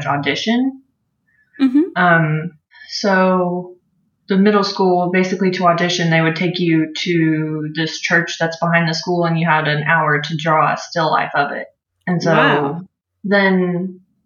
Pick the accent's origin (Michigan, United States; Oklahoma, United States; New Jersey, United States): Oklahoma, United States; Oklahoma City; I'm from Oklahoma in the States. I was born and raised in Oklahoma City